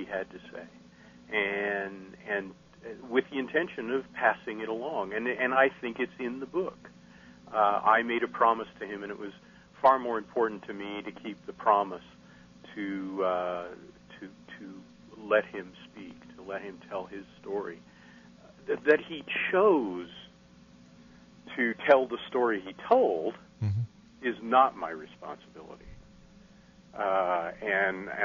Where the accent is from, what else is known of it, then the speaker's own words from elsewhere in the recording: Casper, Wyoming, United States; now in Texas, United States; my hometown